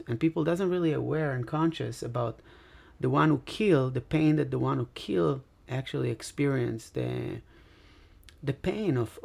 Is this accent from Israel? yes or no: yes; Israel; English is a second language; moved away as an adult; now in Los Angeles, United States; be here in Los Angeles with a passport and O-1 visa when I come from Israel and not from Palestine